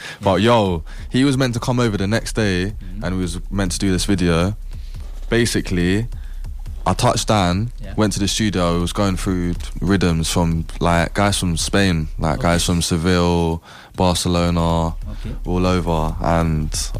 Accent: London, United Kingdom; I'm not even from West London. I'm from North London

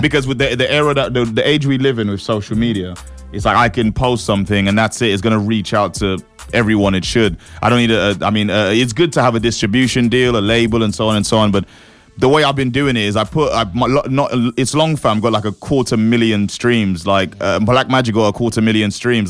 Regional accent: St. Lucia; also born or lived in East London; now in London, United Kingdom; Born and raised in the Caribbean

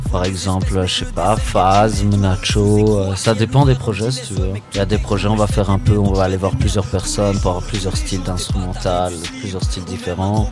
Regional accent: Saint-Gilles, Brussels-Capital Region, Belgium; Moi j'ai grandi à Saint-Gilles, j'ai vécu 10 ans dans le centre

